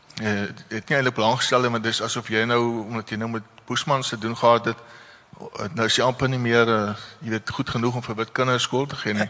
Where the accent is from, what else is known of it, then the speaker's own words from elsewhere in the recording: Parow, Western Cape, South Africa; ek het maar hier in Parow groot geword in in ehm uh, Kaalbrem Hospitaal gebore